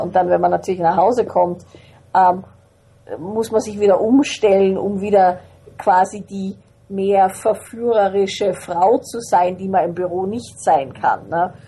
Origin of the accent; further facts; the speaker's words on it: Vienna, Austria; also born or lived in Salzburg; ich bin in Wien, in Salzburg und in Wien aufgewachsen